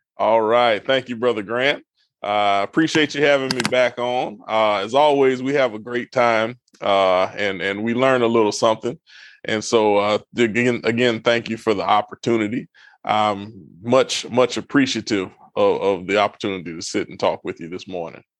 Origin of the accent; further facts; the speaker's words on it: Brunswick, Georgia, United States; moved away as an adult; also born or lived in Palatka, Florida; now in Texas, United States; I was raised in Southeast Georgia, Brunswick, Georgia